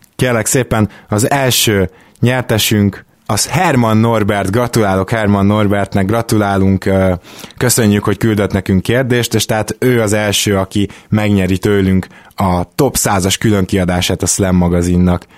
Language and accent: Hungarian; Budapest, Hungary; Délpesten nőttünk fel, tizenhárom-tizennégy évesen graffitisztünk